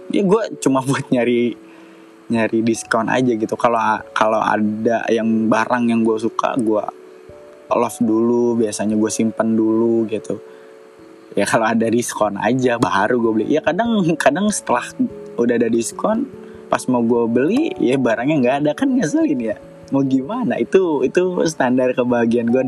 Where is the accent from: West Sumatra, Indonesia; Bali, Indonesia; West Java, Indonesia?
West Java, Indonesia; Bekasi; born there; gue lahir di Bekasi 27 April 1993.